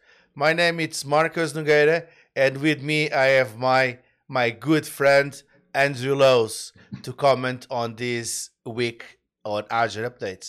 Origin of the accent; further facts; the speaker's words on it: Canada; We are, as a Canadian, we apologize in advance.